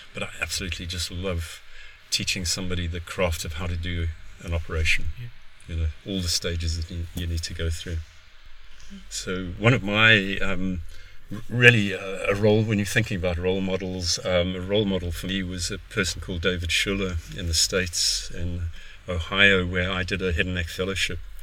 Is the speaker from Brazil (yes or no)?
no; South Africa; moved away; also born or lived in Cape Town; I'm South African of origin, med school in Cape Town